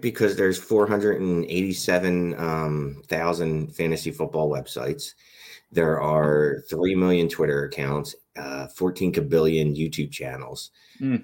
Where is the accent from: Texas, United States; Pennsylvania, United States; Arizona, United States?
Pennsylvania, United States; Philadelphia; I'm from Philadelphia